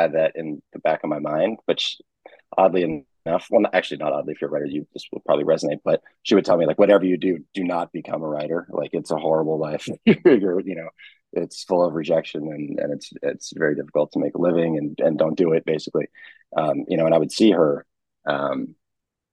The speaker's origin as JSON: {"language": "English", "area": "Boston area", "region": "Massachusetts", "country": "United States", "also_born_or_lived": "New York / New Hampshire", "moved": "as an adult", "said": "I'm from the area originally, lived in New York and then New Hampshire for a while and then moved back"}